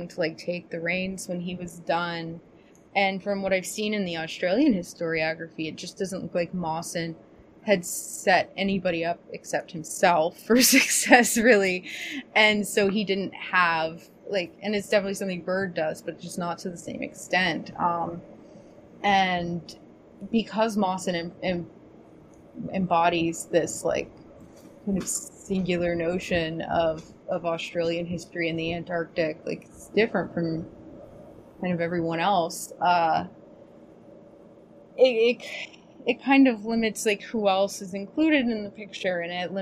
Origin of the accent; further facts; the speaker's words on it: United States; me as an American